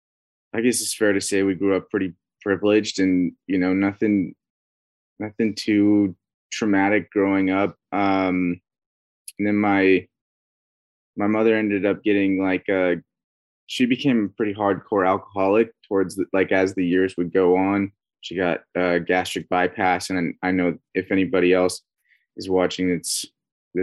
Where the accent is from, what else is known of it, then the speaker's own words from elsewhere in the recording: Northern Idaho, United States; moved away as an adult; now in California, United States; No, I've been in California for the last like 4 years now, but I'm originally from Northern Idaho.